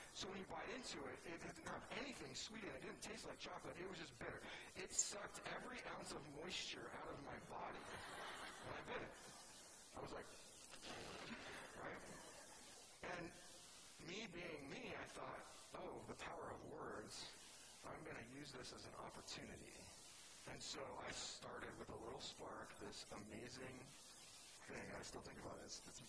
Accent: California, United States; Like, I'm from California, and I looked at the city from East Boston once

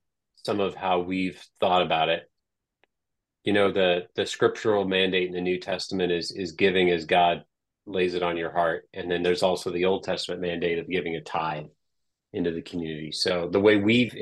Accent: Des Moines, Iowa, United States; Growing up in Des Moines

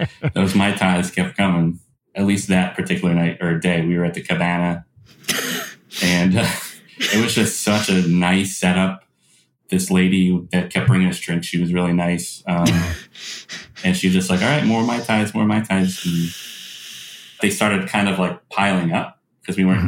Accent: South Florida, United States; I grew up in South Florida

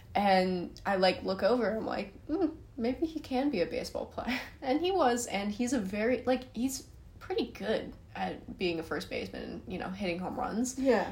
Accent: San Francisco, California, United States; I'm from San Francisco.

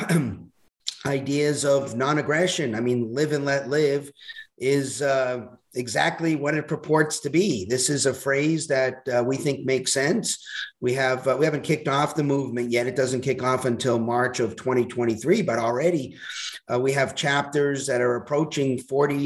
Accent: Boston, Massachusetts, United States; moved away as an adult; also born or lived in Hawaii; now in Arizona, United States; I'm originally from Boston

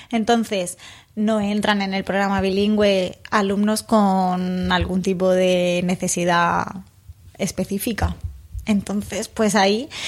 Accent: Spain; Es que no somos bilingües, es que por más que queramos no somos, somos españoles

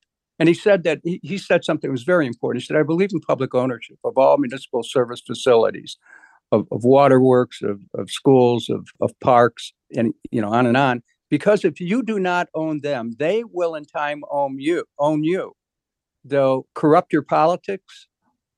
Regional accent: Cleveland, Ohio, United States; when I grew up in Cleveland, I remember my parents counting pennies to pay utility bills

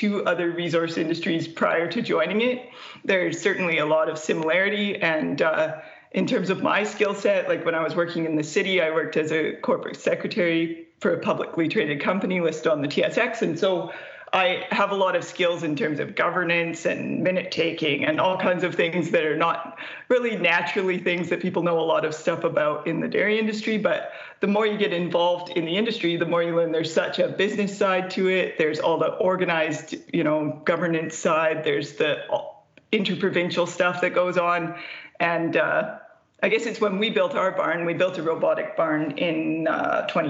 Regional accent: West Kootenays, British Columbia, Canada; also born or lived in Vancouver / Chilliwack; I'm from a very small town in the West Kootenays of BC. I was raised in a town of 350 people.

